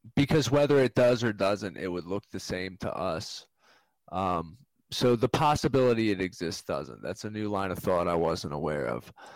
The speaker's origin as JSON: {"language": "English", "region": "Maryland", "country": "United States", "said": "we're from Maryland, the University of Maryland."}